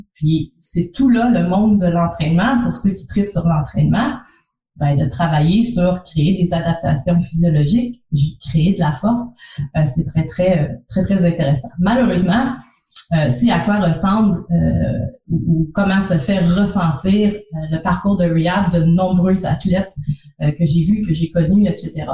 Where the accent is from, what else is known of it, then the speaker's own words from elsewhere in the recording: Trois-Rivières, Quebec, Canada; also born or lived in Montreal; l'Université du Québec à Trois-Rivières, qui est en fait ma ville natale